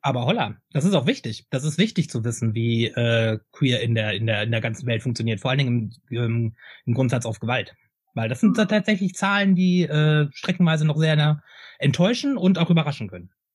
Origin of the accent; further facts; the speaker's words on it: Hameln, Lower Saxony, Germany; now in Hannover, Germany; Ich bin ja also Hameln, Hameln beziehungsweise Hannover, wo ich, wo ich aufgewachsen bin, beziehungsweise jetzt wohne